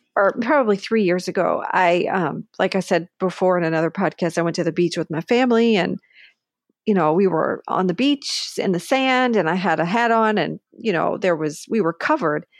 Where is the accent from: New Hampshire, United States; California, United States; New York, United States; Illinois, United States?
New York, United States; Buffalo; moved away; I grew up in Buffalo with cold weather.